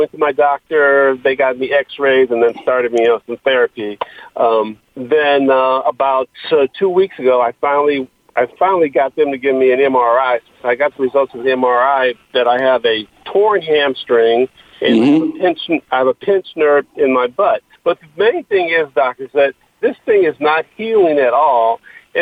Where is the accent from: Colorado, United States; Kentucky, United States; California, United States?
California, United States; Inglewood; grew up in Inglewood